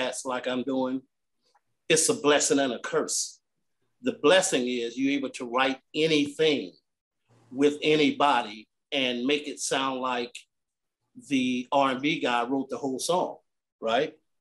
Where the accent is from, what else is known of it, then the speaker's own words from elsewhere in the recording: North Carolina, United States; also born or lived in Richmond, Virginia; now in Columbus, United States; I originated from North Carolina, moved to Richmond, Virginia, then made my way to Columbus, Ohio.